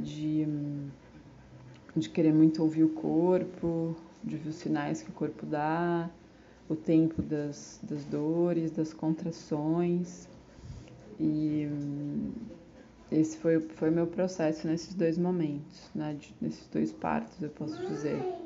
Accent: São Paulo, Brazil; moved away as an adult; also born or lived in Caravelas, Bahia; now in Bahia, Brazil; na cidade de São Paulo, que é de onde eu sou

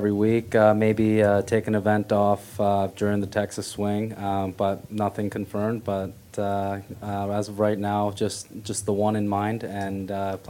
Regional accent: South Korea; Just not being able to visit Korea and going back to my home country as much is the only thing that hurts me a little bit sometimes.

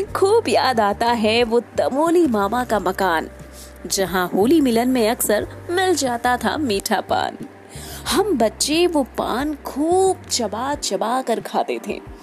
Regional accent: Uttar Pradesh, India; मैं बेसिकली उत्तर प्रदेश से हूँ

